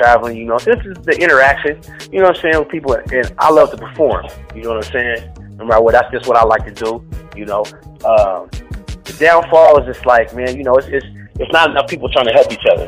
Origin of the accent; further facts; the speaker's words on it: Richmond, California, United States; I'm from Richmond, man. I'm from Crescent Park